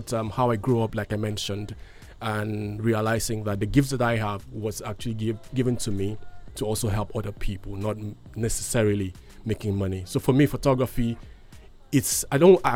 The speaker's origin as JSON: {"language": "English", "region": "Akwa Ibom", "country": "Nigeria", "tie": "born or raised there", "also_born_or_lived": "Calabar", "said": "So I'm from here. I'm from Orokonam local government area, Akwa Ibom State. I schooled here in Akwa Ibom."}